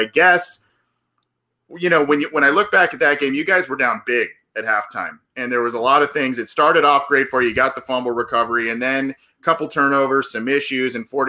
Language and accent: English; Southern California, United States; I'm from Southern California, so I follow a bit the Chargers and their move from San Diego to LA.